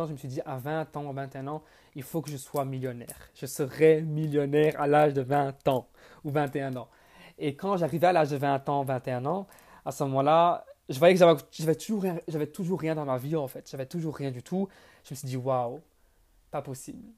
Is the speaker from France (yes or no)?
no; Belgium; also born or lived in Bonn, Germany; Je suis né le 14 mars 1999 en Allemagne, donc à Bonn. Mais j'ai grandi en Belgique. Donc, je vis près de, près de Bruxelles, en Belgique